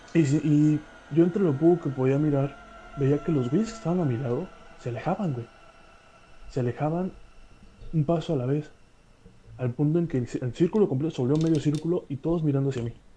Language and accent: Spanish; Coatzacoalcos, Veracruz, Mexico; tuve que regresarme a, mi ciudad natal, aquí en Coatzacoalcos, Veracruz